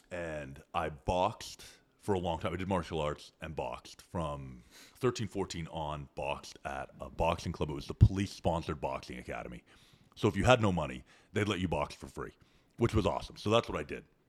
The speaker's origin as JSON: {"language": "English", "country": "Canada", "tie": "born or raised there", "moved": "as an adult", "lives_now": "Austin, United States", "said": "growing up in Canada."}